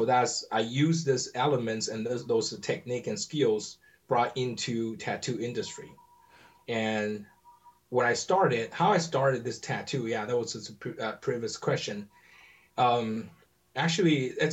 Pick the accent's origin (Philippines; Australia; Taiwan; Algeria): Taiwan; English is a second language; moved away as an adult; now in United States; I grew up in Taiwan.